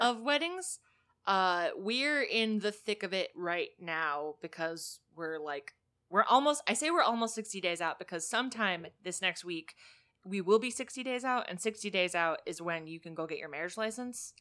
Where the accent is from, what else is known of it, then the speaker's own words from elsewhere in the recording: Pennsylvania, United States; now in Illinois, United States; Pennsylvania, my home state